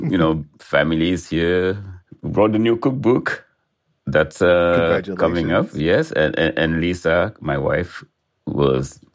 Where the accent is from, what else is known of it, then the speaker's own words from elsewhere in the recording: Senegal; I'm a chef from Senegal